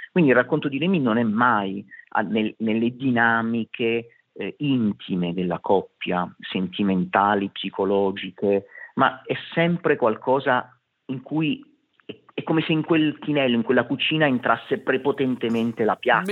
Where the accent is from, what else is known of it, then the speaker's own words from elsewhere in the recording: Apulia, Italy; sia io che … siamo pugliesi